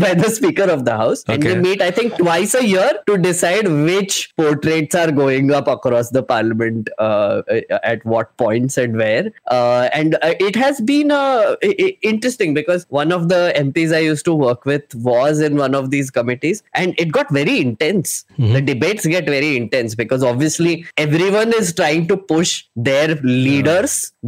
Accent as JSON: {"language": "English", "town": "Nagpur", "region": "Maharashtra", "country": "India", "tie": "born or raised there", "moved": "yes", "lives_now": "Delhi, India", "said": "I grew up in Nagpur"}